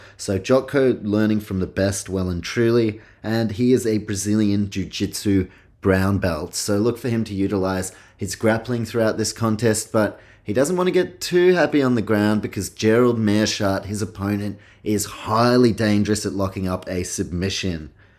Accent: New Zealand; also born or lived in Australia; I guess I identify as I'm Kiwi, Aussie, and yeah, grandparents Polish.

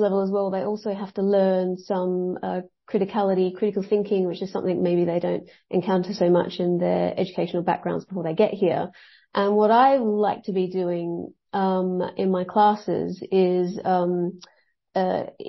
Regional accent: Australia; now in Wales, United Kingdom; originally I'm from Australia

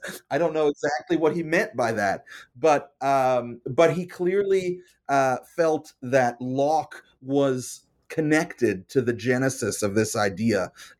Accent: Canada; And of course, it's not just the American context. I'm Canadian. It's the Canadian context.

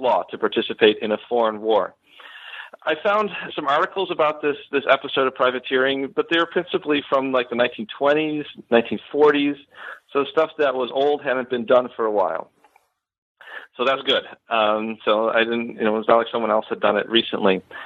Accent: Buffalo, New York, United States; moved away as an adult; now in Florida, United States; I am originally from Western New York. I grew up in the Buffalo area

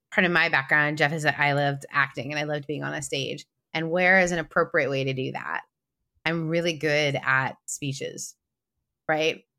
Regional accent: Canada; I'm Canadian

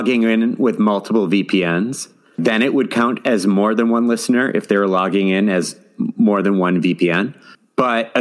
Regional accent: Madison, Wisconsin, United States; now in Minnesota, United States; my hometown, my beloved hometown, is Madison

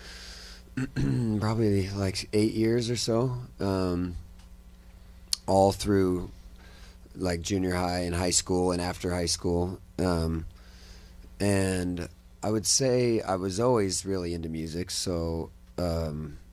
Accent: Utah, United States; moved away as an adult; also born or lived in Nashville, Tennessee / Salt Lake City / Los Angeles; now in Austin, United States; I'm originally from Utah. Kind of all over Utah. I just lived in all the little small towns in Utah

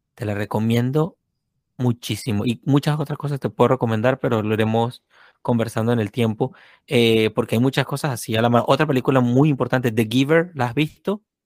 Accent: Venezuela; moved away; yo vengo de Venezuela

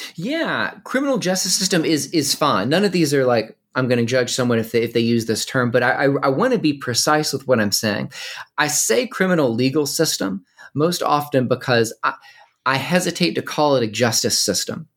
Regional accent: Winston-Salem, North Carolina, United States; I was born and raised in North Carolina

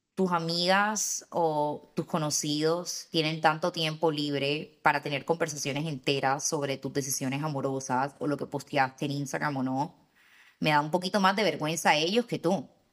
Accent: Barranquilla, Atlántico, Colombia; especialmente de donde soy yo

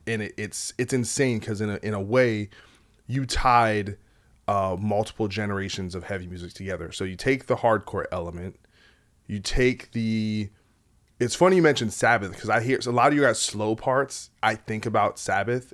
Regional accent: New Jersey, United States; I'm from Jersey

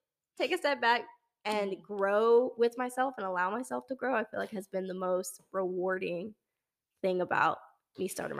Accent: Dallas, Texas, United States; I mean, I say I'm from Dallas, and I talk about UNT too.

